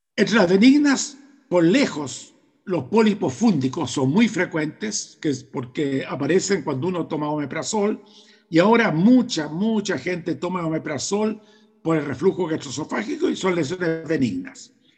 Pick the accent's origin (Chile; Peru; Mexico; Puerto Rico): Chile; En mi país, en Chile